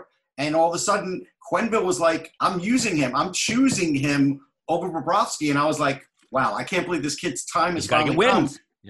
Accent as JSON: {"language": "English", "area": "Long Island", "region": "New York", "country": "United States", "tie": "born or raised there", "said": "growing up in New York, especially on the island"}